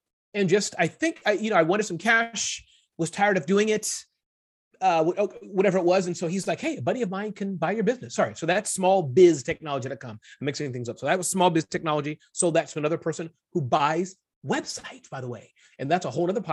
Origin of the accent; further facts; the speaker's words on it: New York City, New York, United States; moved away; also born or lived in Ohio / New Jersey; Born in the Midwest, state of Ohio, but much of my existence has been raised in the New York area, Brooklyn.